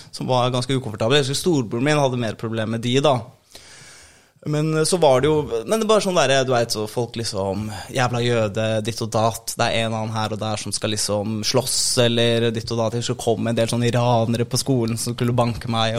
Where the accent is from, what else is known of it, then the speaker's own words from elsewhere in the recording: Oslo, Norway; moved away as an adult; also born or lived in Bergen; jeg vokste opp i Oslo, og så, liksom, og så var jeg til og så, Jeg flyttet til Bergen da jeg var 24-ish